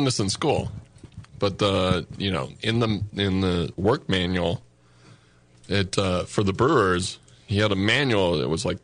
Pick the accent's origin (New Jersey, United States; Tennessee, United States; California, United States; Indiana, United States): California, United States; also born or lived in Chicago; I'm from California